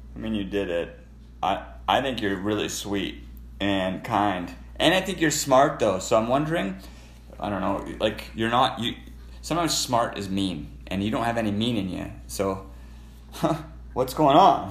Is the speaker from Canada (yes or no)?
yes; Canada; I'm a Canadian